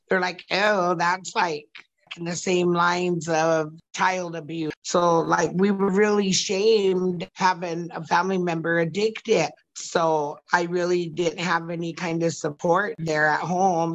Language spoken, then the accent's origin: English; Oglala Territory, South Dakota, United States; I'm from Oglala Territory.